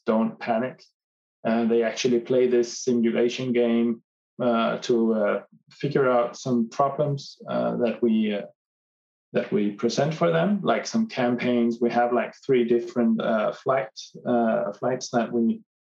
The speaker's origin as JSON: {"language": "English", "town": "Copenhagen", "region": "Capital Region of Denmark", "country": "Denmark", "said": "I am from Copenhagen in Denmark in Europe"}